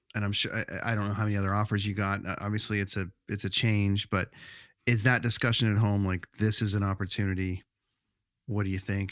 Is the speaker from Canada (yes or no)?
yes; Canada; also born or lived in Vancouver; we as Canadian kids